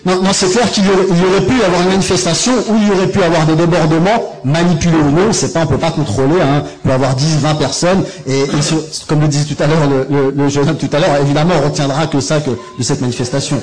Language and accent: French; France; je suis français, je suis journaliste